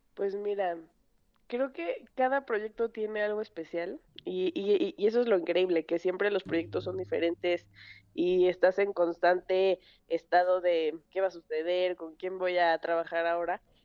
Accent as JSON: {"language": "Spanish", "region": "Mexico City", "country": "Mexico", "tie": "born or raised there", "said": "Yo nací aquí en la Ciudad de México, soy la más grande de tres hermanos"}